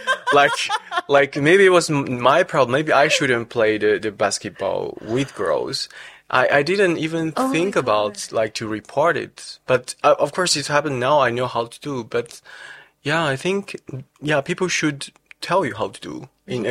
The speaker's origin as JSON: {"language": "English", "country": "China", "tie": "born or raised there", "also_born_or_lived": "France", "moved": "as an adult", "lives_now": "Netherlands", "said": "I was born in China 1994. So I finished all my study in including bachelor in China"}